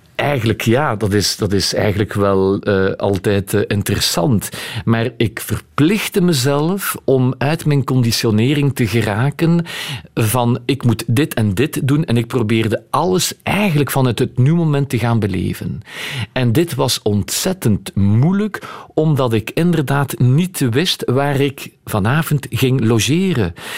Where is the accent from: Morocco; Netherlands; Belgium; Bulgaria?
Belgium; Etterbeek, Brussels-Capital Region; Ik ben van, van Etterbeek